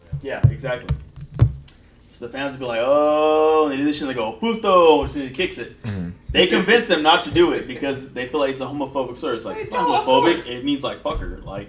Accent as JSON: {"language": "English", "region": "the South", "country": "United States", "said": "I'm from the South."}